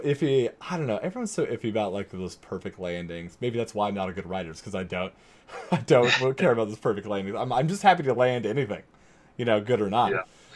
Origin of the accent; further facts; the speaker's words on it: United States; I'm from America